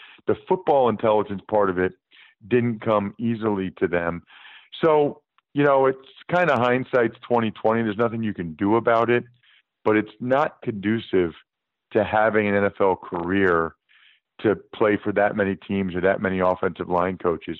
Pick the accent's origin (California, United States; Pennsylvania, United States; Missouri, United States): Pennsylvania, United States; Reading; I'm from Reading, Pennsylvania, an hour west of Philly